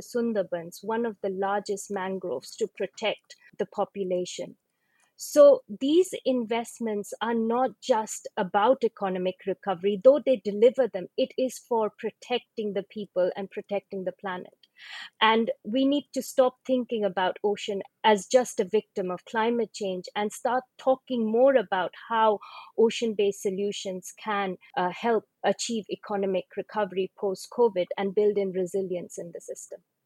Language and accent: English; East India, India; I come from East India, and my region, as well as Bangladesh